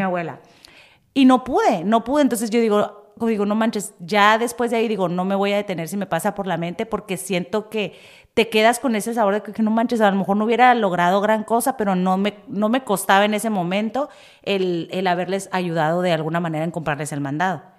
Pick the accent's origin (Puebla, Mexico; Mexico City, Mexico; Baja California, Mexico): Baja California, Mexico; Tijuana; moved away; yo soy de Tijuana y yo soy como que, no manches, yo me digo, es mi barrio